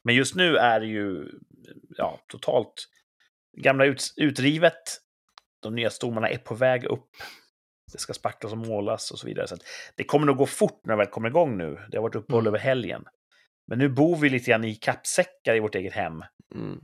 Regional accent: Sweden; jag är svensk

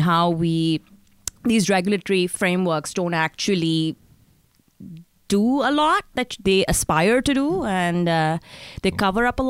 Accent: Pakistan; moved away as an adult; also born or lived in London; I'm here from Pakistan. I studied there. I did my LLM in London, and I found my way over here.

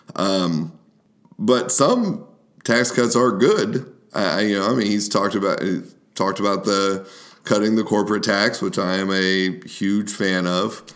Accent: United States; now in Kentucky, United States; we as the American people

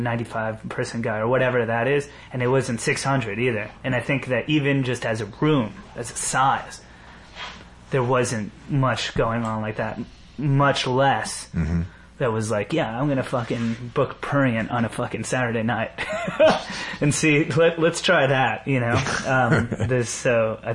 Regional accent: New York, United States; growing up around New York, the beauty of it is that all these motherfuckers are in one big soup

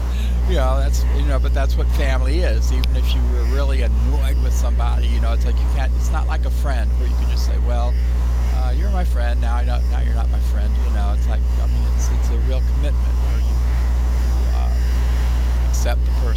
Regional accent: United States; we're Americans, and I love being an American. I'm proud to be an American

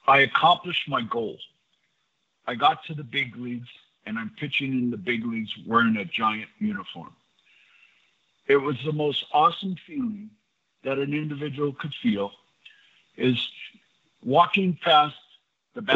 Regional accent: San Diego, California, United States; the San Diego Padres from my hometown

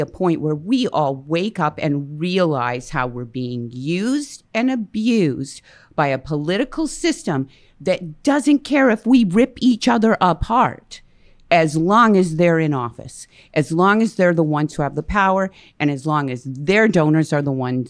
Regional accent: Canada; who we are as Canadians.

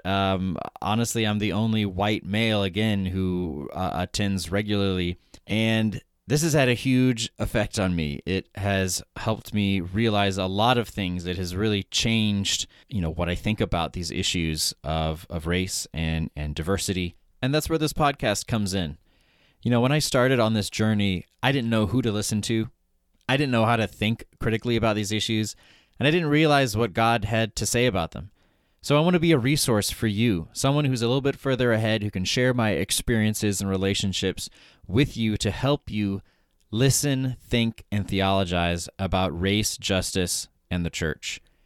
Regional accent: Broken Arrow, Oklahoma, United States; moved away as an adult; also born or lived in New York City; I grew up in Broken Arrow, Oklahoma, which is a suburb of Tulsa

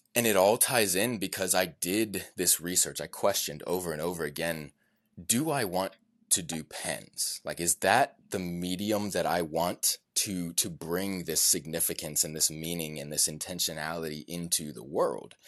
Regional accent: Richmond, Virginia, United States; my hometown of Richmond, Virginia

